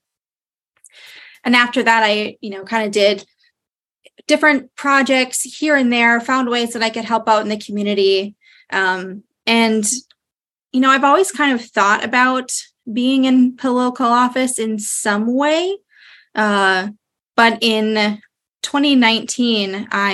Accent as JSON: {"language": "English", "town": "Moorhead", "region": "Minnesota", "country": "United States", "tie": "born or raised there", "said": "I am from Moorhead, Minnesota. That's where I am on city council. Love being on the side of the river, Minnesotan my whole life"}